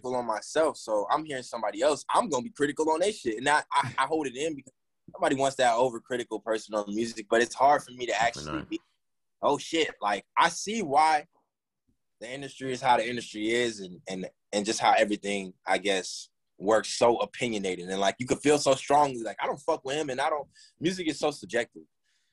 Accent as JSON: {"language": "English", "area": "Gwinnett County", "region": "Georgia", "country": "United States", "said": "We all from Gwinnett, and I claim Gwinnett so hard"}